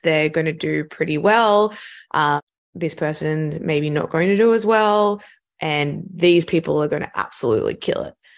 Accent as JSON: {"language": "English", "town": "Sydney", "region": "New South Wales", "country": "Australia", "tie": "born or raised there", "also_born_or_lived": "London, United Kingdom", "accent": "Australian", "moved": "as an adult", "said": "You can probably tell from my accent that I'm Australian, so I grew up in Sydney"}